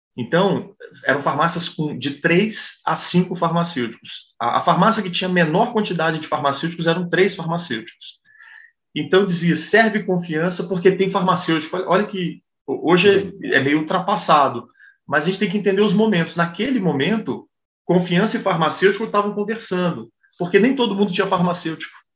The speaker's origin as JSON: {"language": "Portuguese", "country": "Brazil", "said": "eu sou brasileiro"}